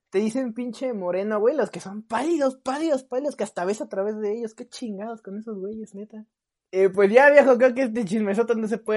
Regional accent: Brazil; yo soy brasileño

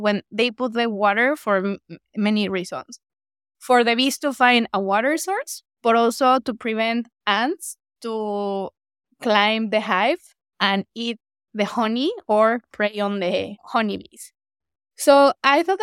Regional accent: Morelos, Mexico; my home state in Morelos

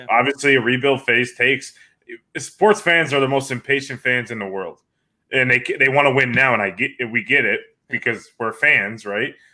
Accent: Syracuse, New York, United States; Syracuse Mets. Well, I'm sorry, but that's my hometown. That's my hometown team

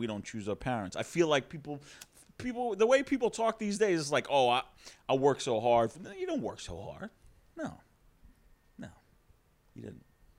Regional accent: New York City, New York, United States; also born or lived in Scarsdale, New York; I grew up in Astoria, Queens.

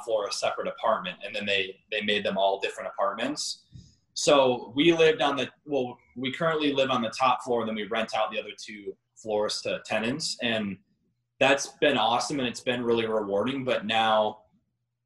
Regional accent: Northville, Michigan, United States; I grew up in Northville, which is right by Vans of Novi

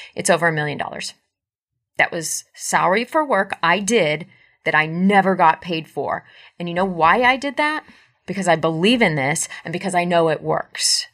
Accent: United States; I am an American

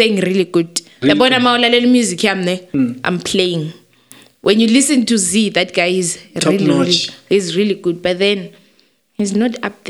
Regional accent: Zimbabwe; moved away; I'm from Zim

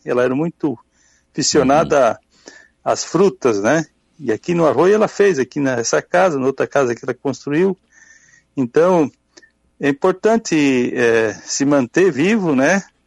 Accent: Forquilhinha, Santa Catarina, Brazil; moved away; sou natural de Forquilinha, fiquei uhum. quase 50 anos fora

